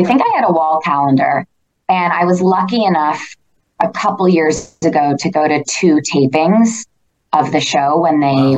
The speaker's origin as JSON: {"language": "English", "town": "Toronto", "region": "Ontario", "country": "Canada", "said": "And I just sort of said, like, I'm from Toronto."}